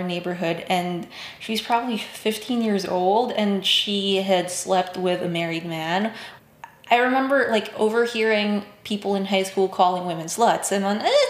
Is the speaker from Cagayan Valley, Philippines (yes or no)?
no; Baguio, Cordillera Administrative Region, Philippines; My hometown is called Baguio. It's very different from the rest of the Philippines